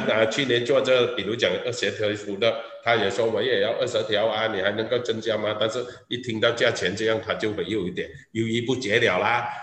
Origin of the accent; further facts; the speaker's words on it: Malaysia; 我们马来西亚人